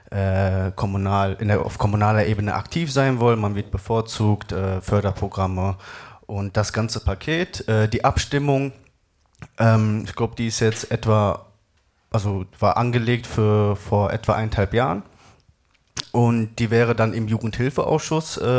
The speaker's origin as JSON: {"language": "German", "town": "Essen", "region": "North Rhine-Westphalia", "country": "Germany", "said": "Äh, ich komme aus Essen"}